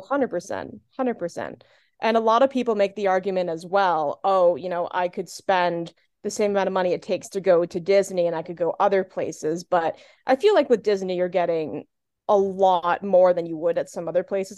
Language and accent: English; Canada; also born or lived in Southern Ontario; I am Canadian